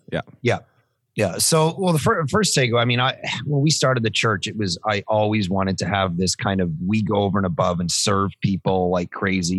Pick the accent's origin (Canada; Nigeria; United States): Canada; Toronto, Ontario; moved away as an adult; now in Vancouver, Canada; Born, born and raised in Toronto, and then uh, last 15 years in Vancouver.